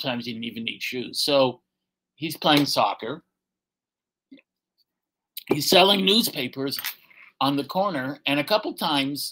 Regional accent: Canada; Farming's the backbone of our country and always has been

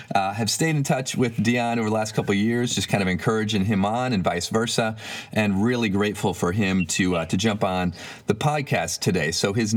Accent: Michigan, United States; growing up in Michigan

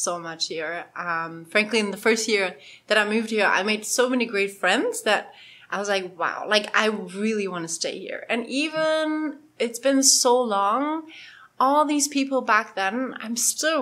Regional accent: Germany; moved away as an adult; also born or lived in Poland; I'm German. Even crazier. I was born in Poland.

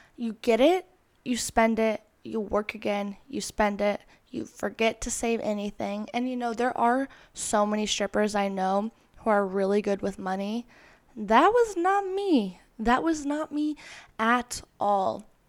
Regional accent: Florida, United States; moved away as an adult; now in Los Angeles, United States; I moved from Florida to L A when I was eighteen years old. The first family member to move out of state.

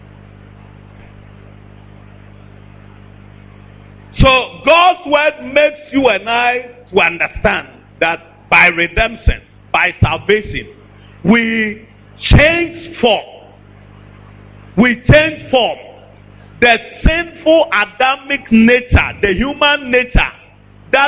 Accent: Ashanti, Ghana

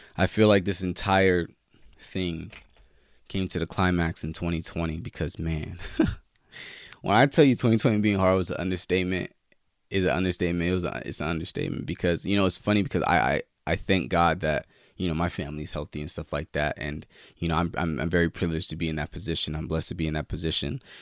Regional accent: California, United States; my home state, Cali

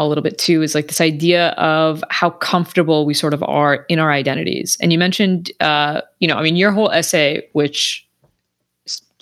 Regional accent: Southern California, United States; I grew up in Southern California

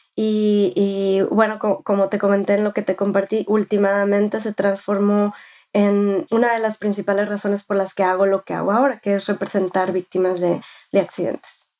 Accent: Mexico; first language Spanish; moved away as an adult; now in United States; soy de México, nacida y, criada. Viví en México hasta que tenía 18 años.

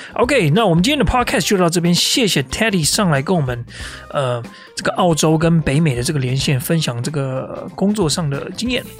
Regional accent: Taipei, Taiwan; now in Melbourne, Australia; 我每天都在想这个， 这个， 这个台北市这个街道的粪水的味道

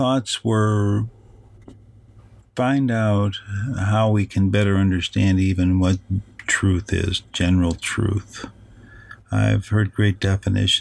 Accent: Chicago, Illinois, United States; I'm from Chicago

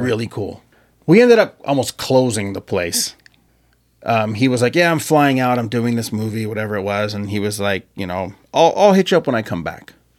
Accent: Marietta, Georgia, United States

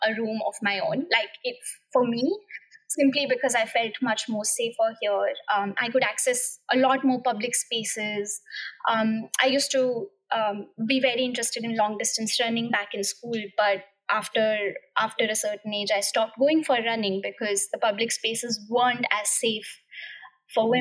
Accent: India; English is a second language; moved away as an adult; also born or lived in Cambridge, United Kingdom; now in United Kingdom

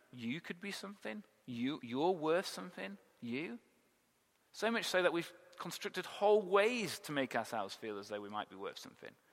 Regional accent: England, United Kingdom; we're English

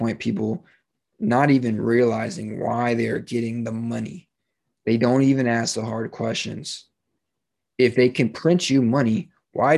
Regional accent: United States; I am an American

